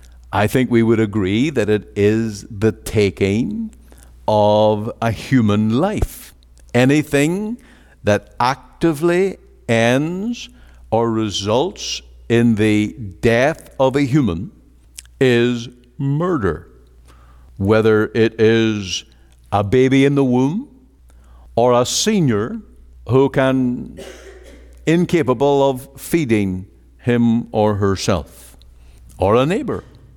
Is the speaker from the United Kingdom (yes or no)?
yes; Northern Ireland, United Kingdom; now in Canada; I was closer to murder here in Canada than any time in all the mayhem and the disorder that I grew up in Northern Ireland.